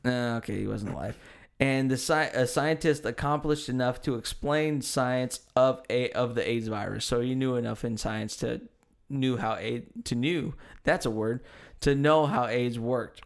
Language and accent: English; United States; I'm American. I speak American